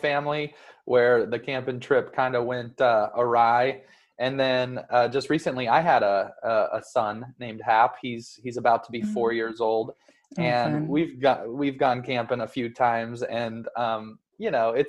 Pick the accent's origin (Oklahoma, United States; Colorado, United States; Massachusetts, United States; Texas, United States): Colorado, United States; Denver; We grew up together in Denver, Colorado